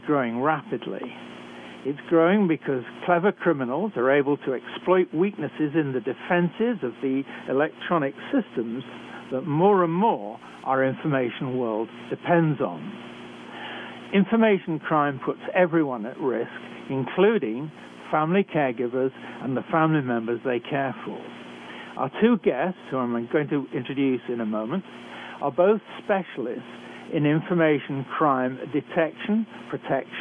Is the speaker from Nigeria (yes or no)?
no; United Kingdom; accent: British; moved away as an adult; also born or lived in Canada; I'm a physician trained in Britain, as I'm sure you can tell from my accent. I've worked for many years in Canada